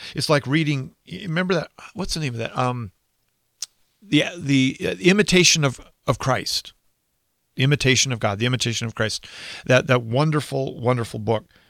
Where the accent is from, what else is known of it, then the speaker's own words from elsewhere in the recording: United States; I'm an American. I live in America